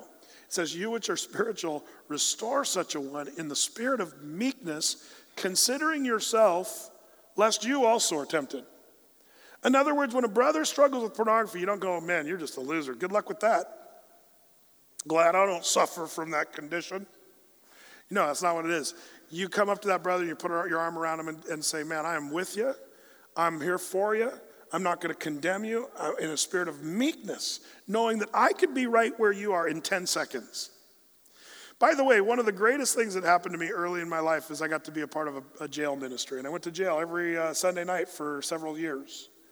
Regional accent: Southern Oregon, United States; we grew up in Southern Oregon

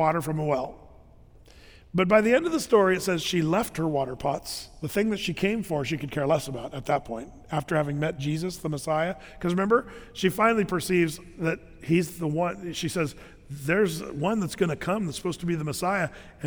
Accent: United States; As an American nation

